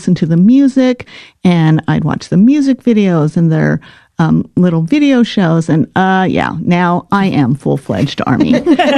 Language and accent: English; Los Angeles, California, United States; moved away; also born or lived in Midwest; I grew up in Los Angeles at a time where I had a very large Japanese American community